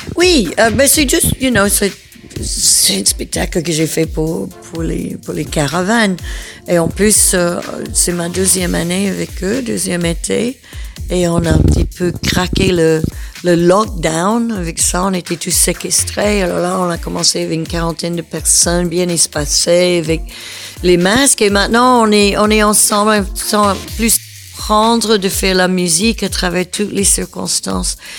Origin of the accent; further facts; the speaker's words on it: the southern United States, United States; now in Belgium; je viens du sud des États-Unis